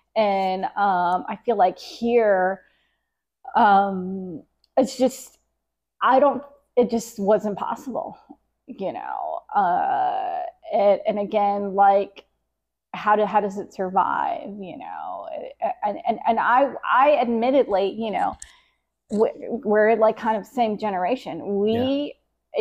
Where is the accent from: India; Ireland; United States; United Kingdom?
United States; Jacksonville, Florida; born and raised in Jacksonville